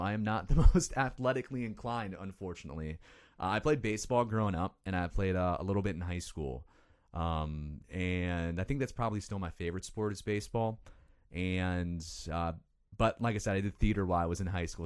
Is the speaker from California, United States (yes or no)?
no; Lindenhurst, Illinois, United States; I grew up in Illinois in a small town called Lindenhurst. It's, uh, up in the north suburbs of Chicago